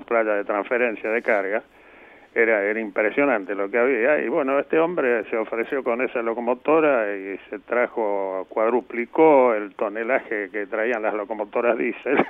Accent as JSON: {"language": "Spanish", "town": "Junín", "region": "Buenos Aires Province", "country": "Argentina", "tie": "born or raised there", "said": "yo nací en Junín, una ciudad eminentemente ferroviaria, y mis parientes, mis viejos, laburaban ahí en el taller ferroviario"}